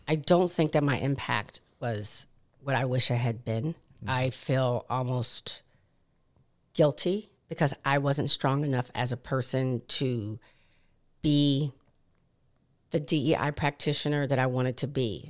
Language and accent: English; Williamsburg, Virginia, United States; also born or lived in Hampton, Virginia; growing up in Williamsburg, Virginia